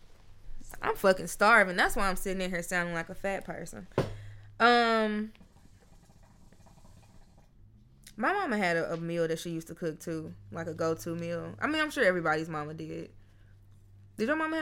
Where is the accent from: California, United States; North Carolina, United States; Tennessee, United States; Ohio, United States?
Tennessee, United States; Memphis; I'm from Memphis